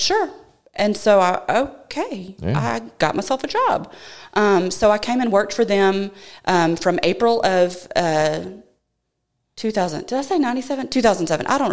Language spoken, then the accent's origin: English; Arlington, Texas, United States; moved away as an adult; also born or lived in College Station, Texas; now in Robertson County, United States; I was born in Arlington. That's where my family was from. I say from. My mom was from Bremond. My grandparents, Bremond. So grew up in Arlington